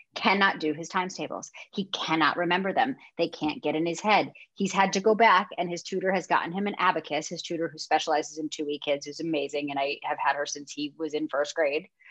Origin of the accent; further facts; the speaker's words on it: Connecticut, United States; moved away as an adult; now in Los Angeles, United States; I'm from Connecticut. Like I know the Northeast